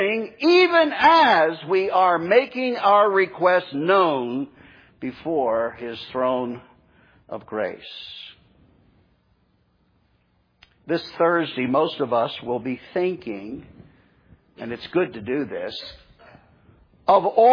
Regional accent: New Jersey, United States; moved away as an adult; now in Florida, United States; up in my home state of New Jersey

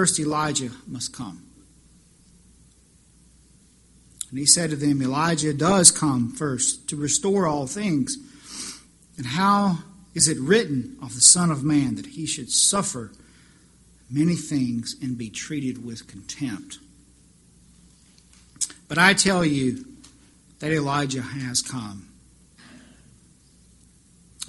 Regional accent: the Carolinas, United States; moved away as an adult; also born or lived in Wyoming; Being born and raised in the Carolinas, my family had the privilege of easy access to the beach and the mountains.

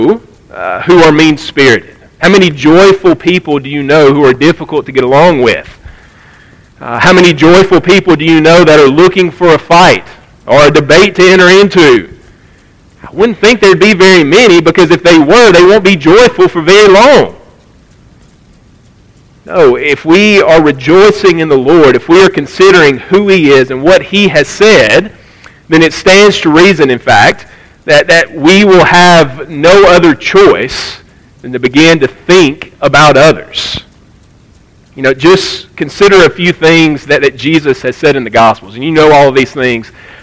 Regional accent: United States; we as American Christians in 2023

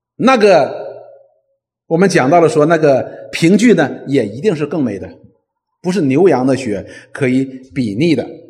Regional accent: China; 我们中国人

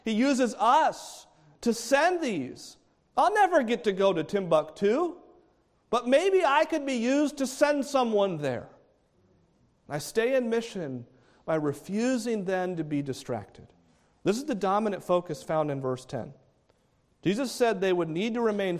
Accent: New England, United States; now in Palm Bay, United States; grew up in New England.

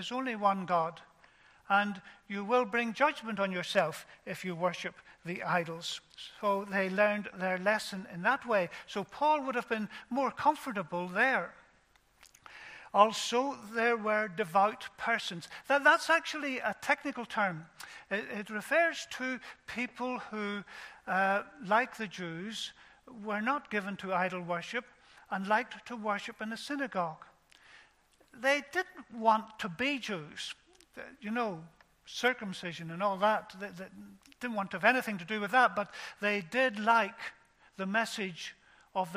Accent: Ballymena, Northern Ireland, United Kingdom; I was brought up in Ballymena

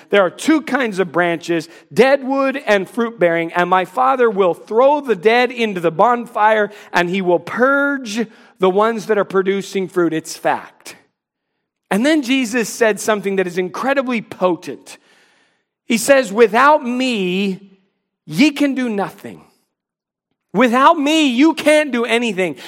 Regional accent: North Carolina, United States; I would say North Carolina

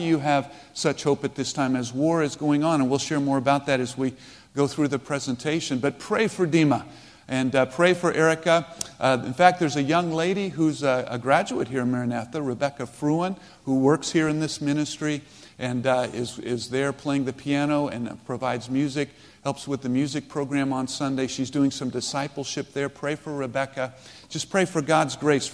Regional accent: United States; moved away as an adult; also born or lived in Ukraine; as an American

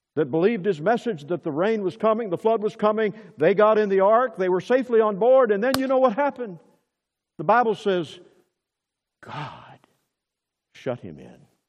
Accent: Murfreesboro, Tennessee, United States; my hometown in Tennessee, Murfreesboro, Tennessee

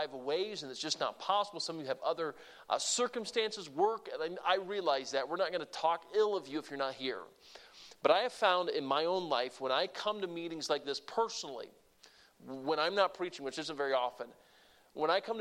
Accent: Deep South, United States; moved away; I grew up in the Deep South

